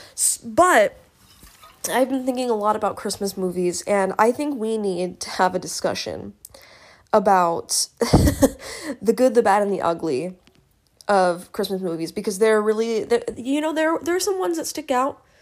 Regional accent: United States; I'm an American

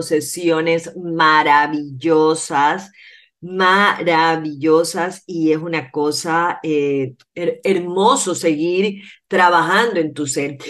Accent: Ecuador

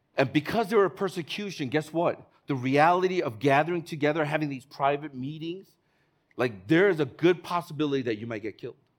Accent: Chicago, Illinois, United States; now in Hong Kong; I'm from Chicago.

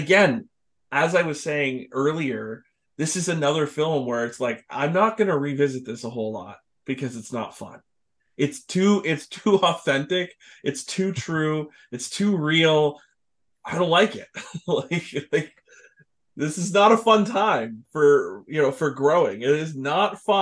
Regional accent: Canada; we're Canadian

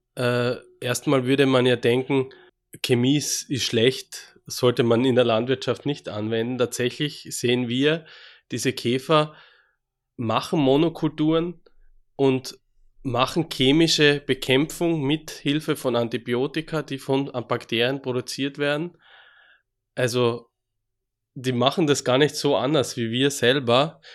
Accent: Austria; accent: Austrian; moved away as an adult; also born or lived in Graz / Switzerland / Würzburg; now in Freiburg, Germany; wie Sie vielleicht schon mal hören an meinem Dialekt, ich komme aus Österreich ursprünglich, bin in Österreich geboren

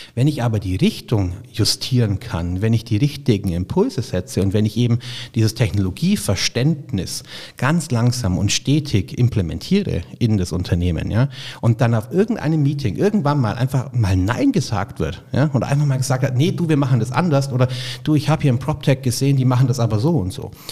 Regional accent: Augsburg, Bavaria, Germany; now in Munich, Germany; das ist das Schicksal der Augsburger. Ja? Also weder die Schwaben mögen uns noch die Bayern

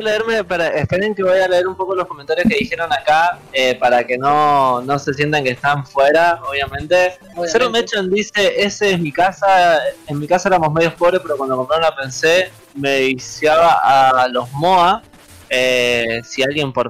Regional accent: San Rafael, Mendoza, Argentina; acá hoy en día en mi pueblo, acá en San Rafael

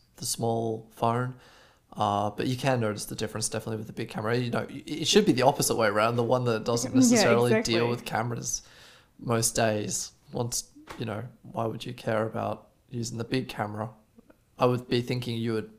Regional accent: Australia; now in Germany; I'm from Australia.

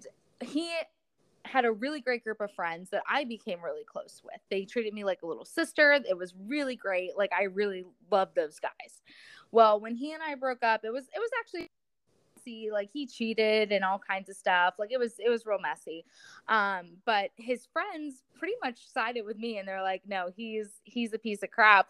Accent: Florida, United States; moved away as an adult; I came back to my my hometown in Florida

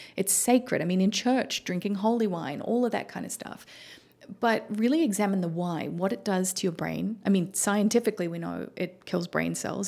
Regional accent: Melbourne, Victoria, Australia; moved away as an adult; now in United States; Melbourne, the city that I grew up

